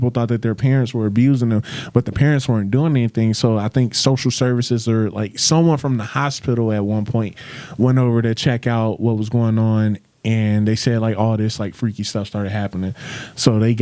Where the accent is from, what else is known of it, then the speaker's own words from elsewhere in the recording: Chicago, Illinois, United States; I grew up in Chicago